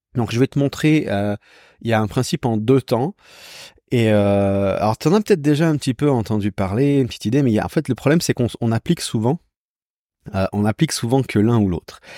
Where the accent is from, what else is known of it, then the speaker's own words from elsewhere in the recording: Switzerland; je viens de Suisse